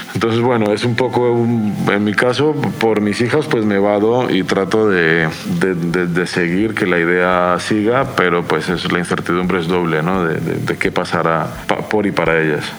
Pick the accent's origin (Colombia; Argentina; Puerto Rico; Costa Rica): Colombia; now in Donostia, Spain; mis padres eh, viven en Cali, en Colombia